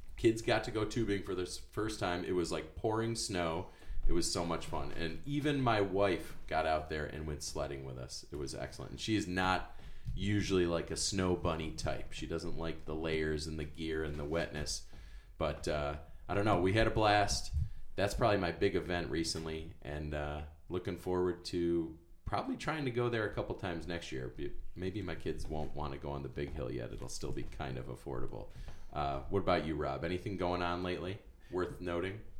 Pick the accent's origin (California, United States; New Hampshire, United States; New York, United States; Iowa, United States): New York, United States; Fairport; I'm from Fairport